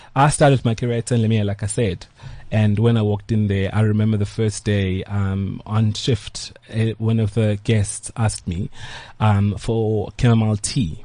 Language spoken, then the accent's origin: English; Pietermaritzburg, KwaZulu-Natal, South Africa; I grew up in Maritzburg.